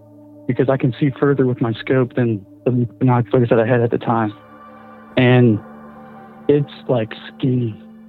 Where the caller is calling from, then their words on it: Missouri, United States; from Missouri, and I got kind of a Wendigo story.